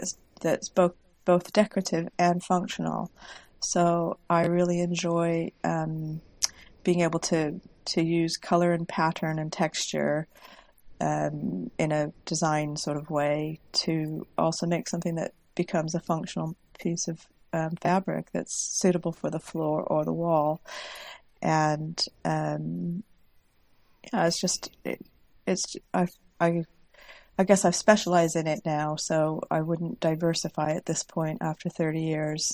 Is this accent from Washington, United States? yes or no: yes; Washington, United States; moved away as an adult; now in York, United Kingdom; I currently live in York, but I grew up in the United States on the West Coast in Washington State